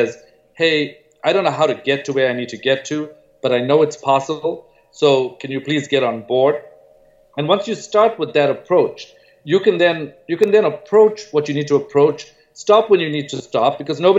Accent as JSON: {"language": "English", "town": "Durban", "region": "KwaZulu-Natal", "country": "South Africa", "tie": "born or raised there", "also_born_or_lived": "Stellenbosch", "moved": "yes", "said": "I grew up in Durban"}